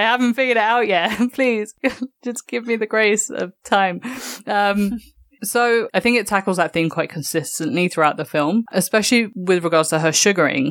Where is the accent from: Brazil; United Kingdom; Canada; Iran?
United Kingdom; London; moved away as an adult; now in New York, United States; me being a Londoner